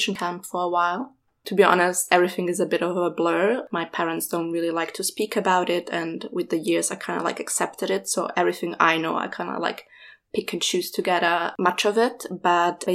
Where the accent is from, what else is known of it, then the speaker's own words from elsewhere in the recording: Vienna, Austria; I was born in Vienna after we fled from the war to Austria in 93